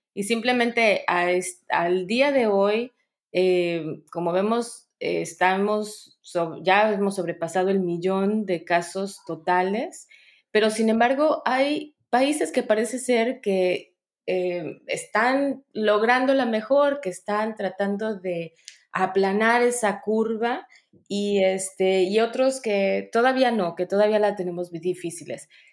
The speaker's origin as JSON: {"language": "Spanish", "country": "Mexico", "also_born_or_lived": "United Kingdom", "moved": "yes", "lives_now": "United States", "said": "soy comunicóloga mexicana"}